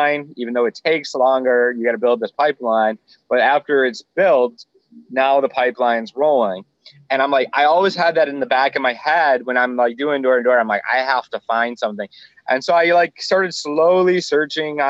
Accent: Michigan, United States; moved away as an adult; also born or lived in Florida; I was originally from Michigan.

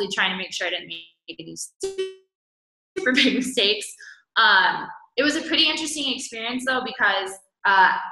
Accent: California, United States; now in Guatemala; my hometown in California

